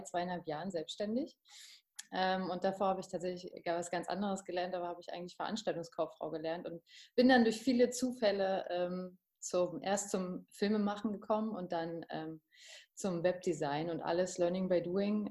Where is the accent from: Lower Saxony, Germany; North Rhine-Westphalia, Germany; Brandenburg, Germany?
Brandenburg, Germany; Potsdam; ich komme gebürtig aus Potsdam und ich bin da nie weg